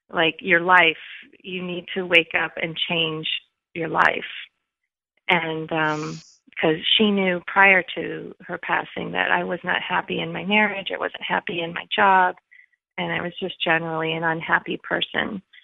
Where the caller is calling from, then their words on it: Rhode Island, United States; I'm calling from Rhode Island.